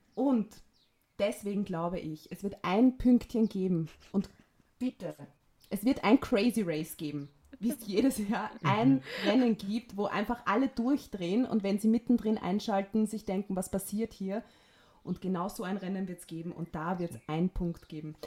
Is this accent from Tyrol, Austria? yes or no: no; Vienna, Austria; Wienerin und bin aus Wien